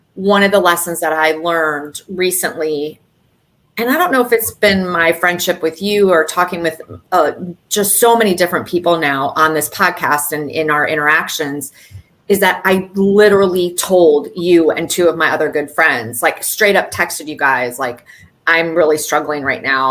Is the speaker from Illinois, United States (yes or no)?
no; Michigan, United States; now in South Florida, United States; I'm also a Midwest girl at heart from Michigan originally. And but I've also been down here in South Florida for a very long time